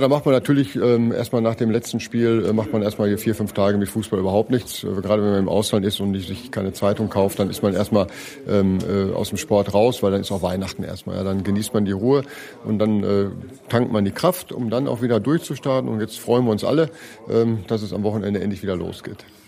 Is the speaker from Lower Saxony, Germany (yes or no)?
no; Ruhr area, North Rhine-Westphalia, Germany; ich komme aus dem Ruhrgebiet